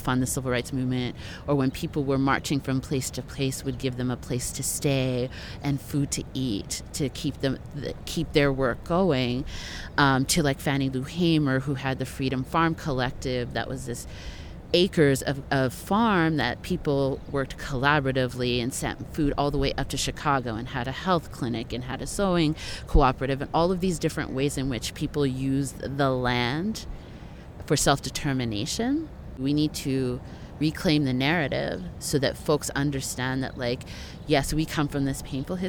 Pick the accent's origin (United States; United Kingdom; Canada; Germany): Canada; I'm from Canada